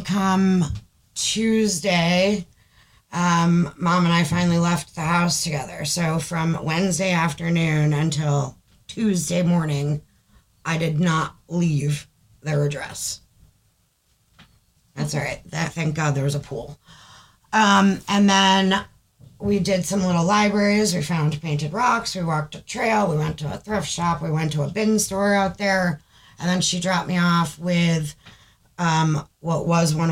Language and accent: English; Saratoga County, New York, United States; moved away; New York, in the area that I grew up in the Saratoga County Fair, that's my old stomping grounds